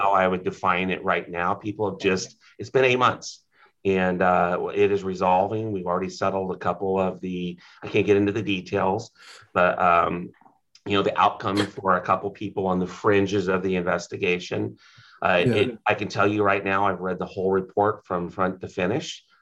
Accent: Humboldt County, California, United States; I was born and raised in Humboldt County.

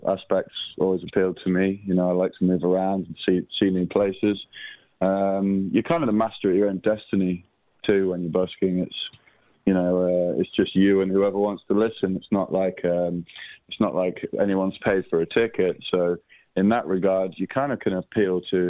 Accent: England, United Kingdom; I'm an English man traveling abroad

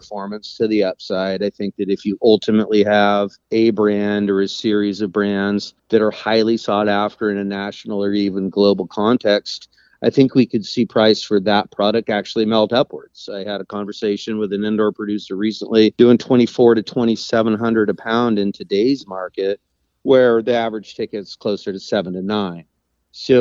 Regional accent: Eureka, California, United States; moved away as an adult; now in Carpinteria, United States; I was born and raised in Humboldt. I was born in Eureka in the late 70s

